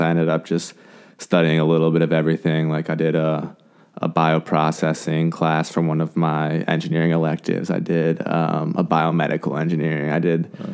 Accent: Frederick, Maryland, United States; also born or lived in Blacksburg, Virginia / Thailand; I'm from Frederick, Maryland. We're in Frederick right now.

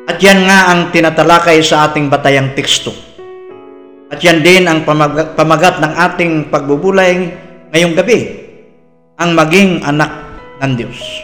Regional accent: Philippines; proud ako bilang isang Pilipino

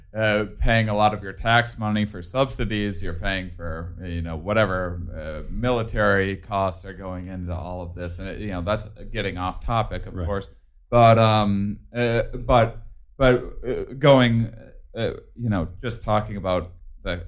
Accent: Wisconsin, United States; I'm from Wisconsin

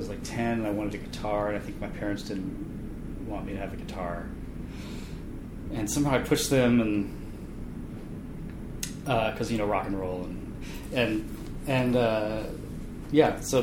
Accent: Bethesda, Maryland, United States; also born or lived in Washington, D.C.; now in Seattle, United States; I grew up in Bethesda, Maryland, and had a sister and parents

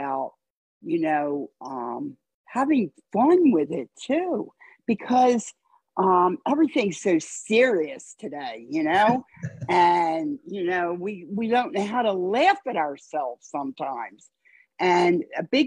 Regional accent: Wilmington, Delaware, United States; So I grew up in Wilmington. I'm from Delaware. I grew up in Wilmington

